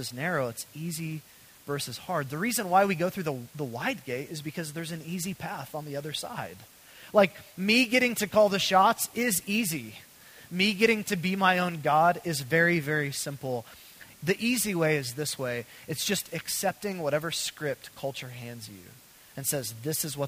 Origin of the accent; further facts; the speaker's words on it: United States; the way I grew up as an American